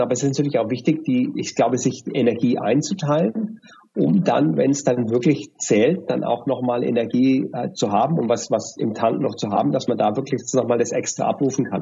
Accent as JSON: {"language": "German", "country": "Germany", "moved": "as an adult", "lives_now": "Dubai, United Arab Emirates", "said": "durch meinen Akzent, ja, äh, erkennen die Leute, dass ich aus Deutschland bin"}